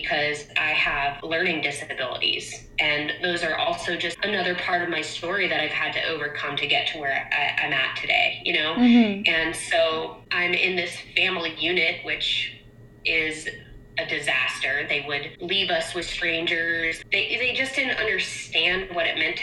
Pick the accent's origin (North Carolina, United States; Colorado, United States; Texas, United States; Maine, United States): Maine, United States; Portland; moved away; I'm from Portland, Maine.